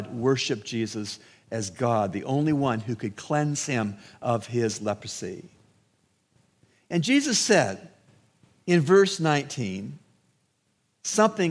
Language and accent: English; Canada; also born or lived in United States; now in Bahamas; where I grew up in Canada